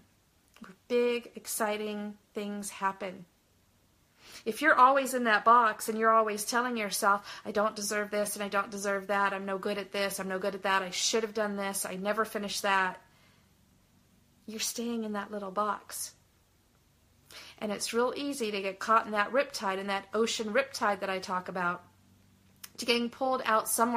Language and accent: English; Southern California, United States; I grew up in Southern California